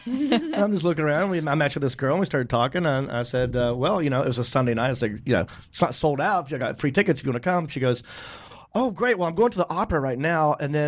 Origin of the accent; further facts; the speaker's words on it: North Carolina, United States; I talked about being from North Carolina.